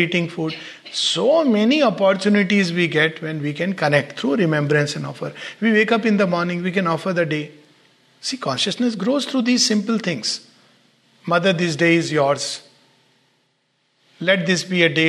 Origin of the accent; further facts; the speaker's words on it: India; growing up in the Indian context